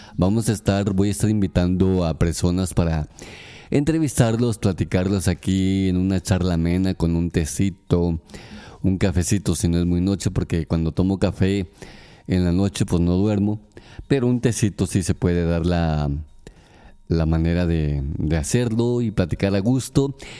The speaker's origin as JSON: {"language": "Spanish", "region": "Aguascalientes", "country": "Mexico", "tie": "born or raised there", "said": "Aguascalientes, mi ciudad natal, mi estado natal"}